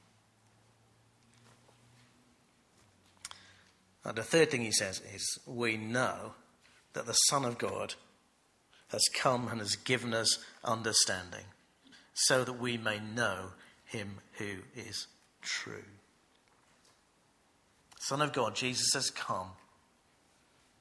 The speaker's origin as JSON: {"language": "English", "country": "United Kingdom", "said": "as British people"}